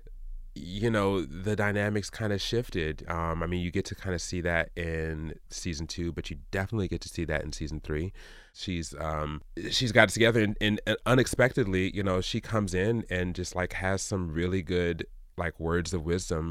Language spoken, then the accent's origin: English; Kansas City, Missouri, United States; also born or lived in Illinois / Jamaica (parents); I grew up in Kansas City, Missouri.